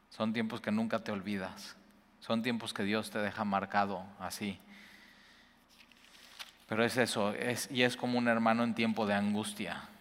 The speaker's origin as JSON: {"language": "Spanish", "town": "Cuernavaca", "region": "Morelos", "country": "Mexico", "lives_now": "Veracruz, Mexico", "said": "Y yo vengo de Cuernavaca, llegamos más o menos así juntos."}